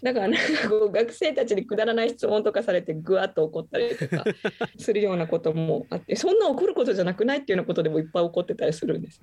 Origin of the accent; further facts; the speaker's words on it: Mihara, Hiroshima, Japan; moved away as an adult; now in Okinawa, Japan; 私はあの広島県の三原市というところの出身